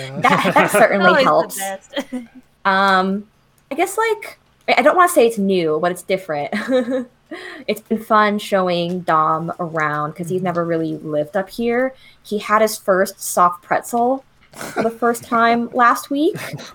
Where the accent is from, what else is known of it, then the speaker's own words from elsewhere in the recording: right outside of Philadelphia, Pennsylvania, United States; moved away as an adult; also born or lived in Savannah, Georgia; I moved from Savannah, Georgia, where we were for almost 7 years, I want to say, to my hometown in Pennsylvania, right outside of Philadelphia, living with my parents.